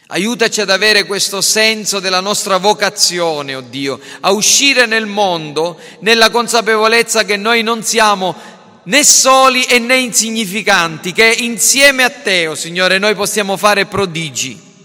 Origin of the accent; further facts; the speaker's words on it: Sicily, Italy; io sono italiano, sono siciliano